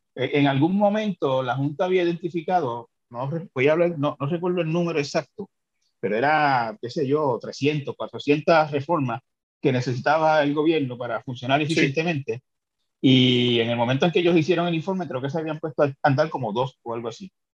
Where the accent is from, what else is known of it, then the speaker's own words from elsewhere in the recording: Santa Isabel, Puerto Rico; Yo soy de Santa Isabel